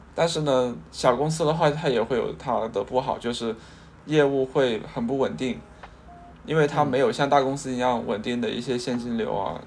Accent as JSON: {"language": "Chinese", "town": "Guangzhou", "region": "Guangdong", "country": "China", "tie": "born or raised there", "also_born_or_lived": "Xinjiang", "said": "我是幼儿园的时候就在广州了，然后我是在新疆出生的"}